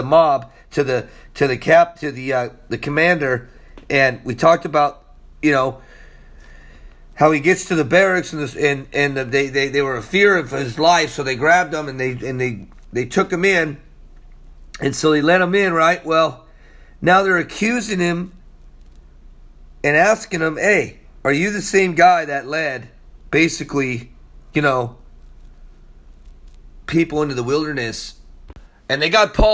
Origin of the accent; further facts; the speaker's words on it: Israel; I'm from there. I'm a Jew from Israel also.